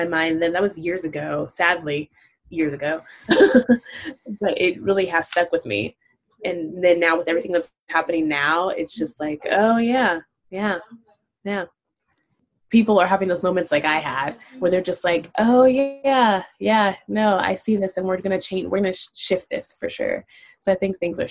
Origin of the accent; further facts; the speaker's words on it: Los Angeles, California, United States; I have a different experience growing up in Los Angeles than as a Black person